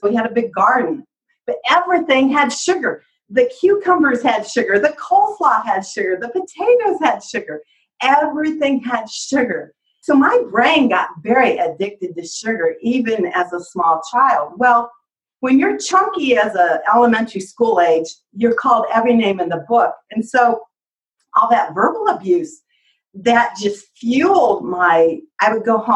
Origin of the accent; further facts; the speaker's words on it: Indiana, United States; I'm from Indiana